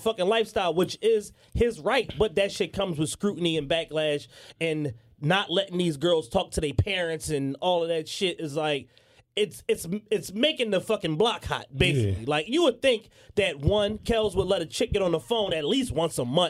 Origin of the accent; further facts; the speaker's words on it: Bronx, New York, United States; also born or lived in Morocco; I don't know, but I'm from the Bronx via Morocco.